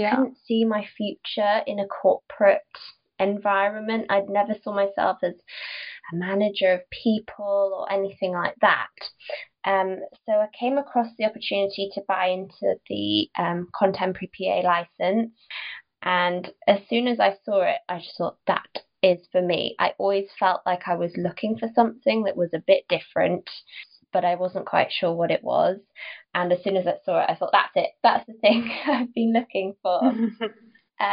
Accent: Newcastle upon Tyne, North East England, United Kingdom; also born or lived in London; I went down to London because I'm from Newcastle

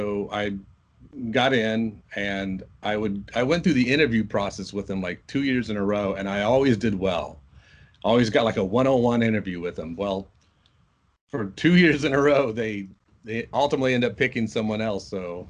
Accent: Muncie, Indiana, United States; Indiana, Muncie, Indiana.

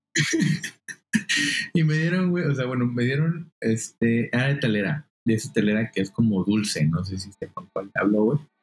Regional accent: Quintana Roo, Mexico; moved away; soy de Quintana Roo

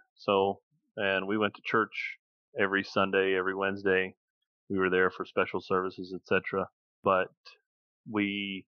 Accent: Asheville, North Carolina, United States; I was born in Asheville, North Carolina, in the United States

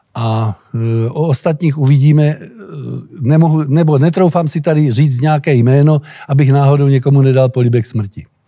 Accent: Czechia; jsem Čech

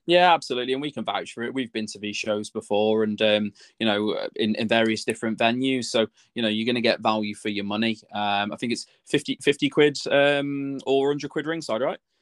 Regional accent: Telford, West Midlands, United Kingdom; in Telford. It was in my hometown

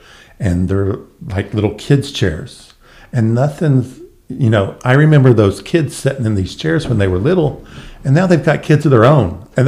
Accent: Guthrie, Oklahoma, United States; they were coming to my hometown.

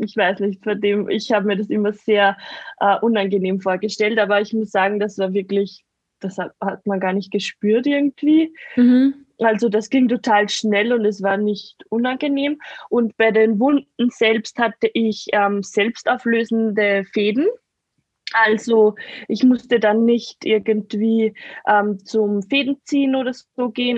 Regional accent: near the Attersee, Salzkammergut, Upper Austria, Austria; Aus Oberösterreich. Ah. Also Nähe, Nähe vom Attersee, Salzkammergut

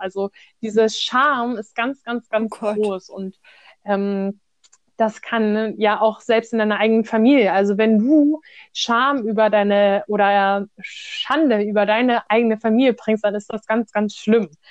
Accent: Germany; wir als Deutsche sprechen jetzt Hochdeutsch

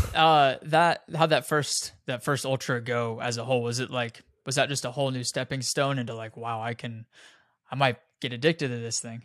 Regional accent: Casper, Wyoming, United States; moved away; I'm from Casper, Wyoming originally

